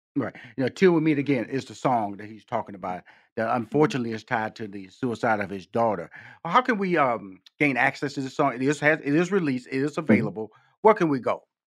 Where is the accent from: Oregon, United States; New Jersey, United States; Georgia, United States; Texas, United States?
Texas, United States; Houston; I come from Fifth Ward, Texas, six sisters, two brothers. And I remember my parents, you know, we born in, I was born in Houston, Texas